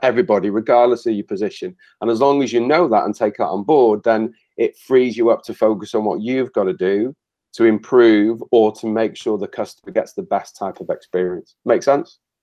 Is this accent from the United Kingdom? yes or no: yes; Wales, United Kingdom; So I'm Welsh, and I'm passionately Welsh